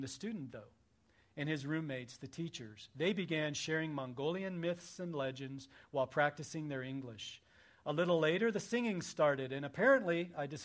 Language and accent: English; Missouri, United States; I grew up in Missouri